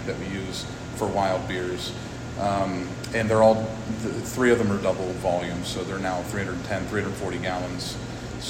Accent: Armstrong County, Pennsylvania, United States; I'm not from Sarver. I'm from Armstrong County

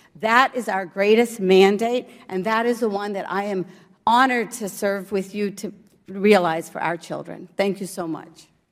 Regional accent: Morgantown, West Virginia, United States; English is a second language; also born or lived in India / New Jersey; I came to the United States at the age of four. I was an immigrant to the great state of New Jersey, and I grew up in Morgantown, West Virginia

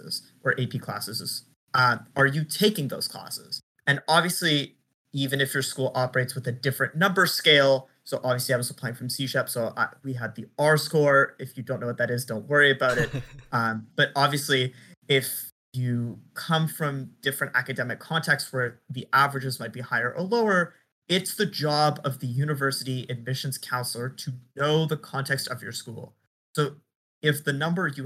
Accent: Montreal, Quebec, Canada; moved away as an adult; now in Medford, United States; I'm from Montreal. I went to Selwyn for high school and then went to Dawson College

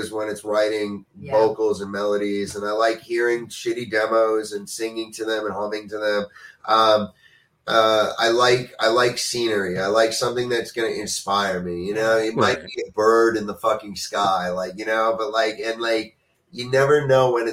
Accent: New York, United States; as a New Yorker

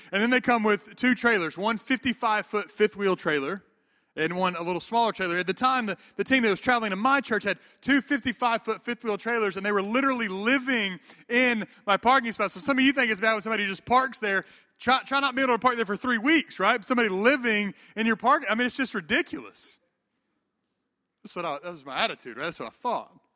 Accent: the Bible Belt of the South, United States; also born or lived in Atlanta, Georgia / Memphis, Tennessee; now in Auburn, United States; I grew up in the Bible Belt of the South

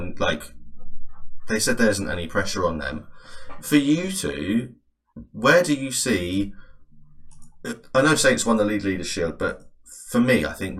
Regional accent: England, United Kingdom; I think as an Englishman

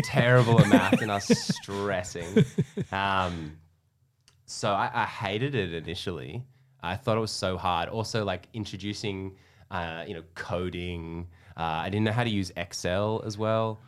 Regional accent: Perth, Western Australia, Australia; also born or lived in Melbourne, Australia / Texas, United States; now in Sydney, Australia; I'm from Perth

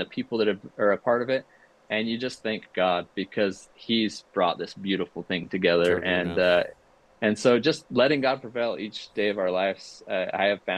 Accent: Utah, United States; I grew up here in Utah

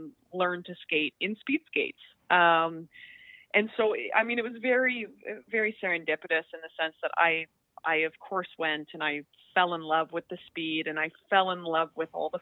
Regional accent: Calgary, Alberta, Canada; moved away as an adult; now in Toronto, Canada; I'm from Calgary, so I was very lucky to grow up in a city that had a significant Olympic legacy

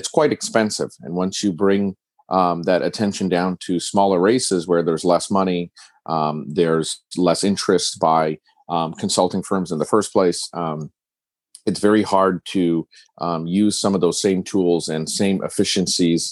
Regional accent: Orange County, California, United States; I'm from Orange County, and I saw the political changes occurring here in Orange County.

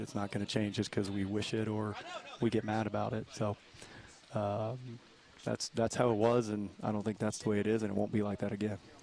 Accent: East Coast, United States; moved away; also born or lived in Dallas; I grew up on the East Coast

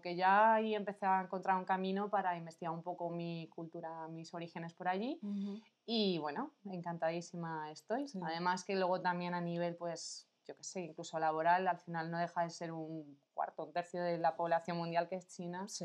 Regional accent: Madrid, Community of Madrid, Spain; soy de aquí de Madrid, tengo 32 años

